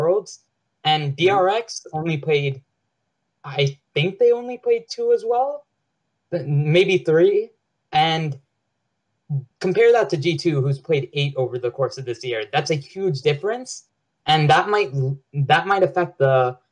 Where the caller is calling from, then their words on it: Long Island, New York, United States; I'm calling from Long Island, New York